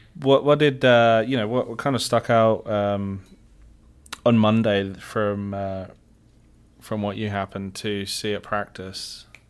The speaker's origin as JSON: {"language": "English", "region": "England", "country": "United Kingdom", "moved": "yes", "said": "I am your resident Englishman"}